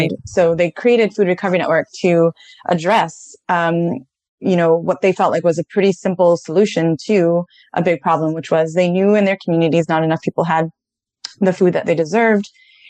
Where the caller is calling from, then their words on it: Washington, District of Columbia, United States; I am in Northeast DC, Washington, DC.